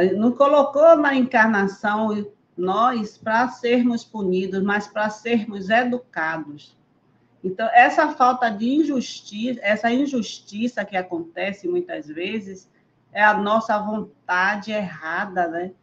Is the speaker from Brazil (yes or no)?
yes; Bahia, Brazil; Eu sou baiana, eu sou baiana, estou em Recife só passeando